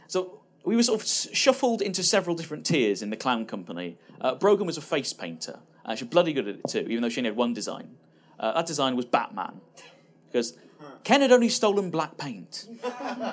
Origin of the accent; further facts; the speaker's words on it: Bristol, South West England, United Kingdom; when I grew up in Bristol, which is a little city in the West Country